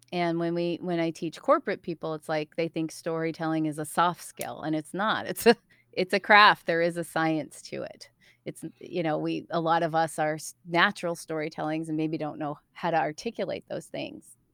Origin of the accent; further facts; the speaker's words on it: East Coast, United States; also born or lived in Chicago; now in Portland, United States; I'm from the East Coast.